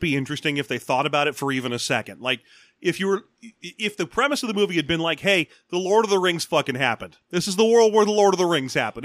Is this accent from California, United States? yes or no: yes; Los Angeles, California, United States; I grew up in Los Angeles during the riots